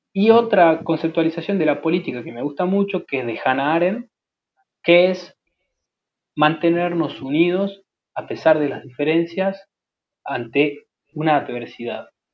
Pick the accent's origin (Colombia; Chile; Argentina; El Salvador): Argentina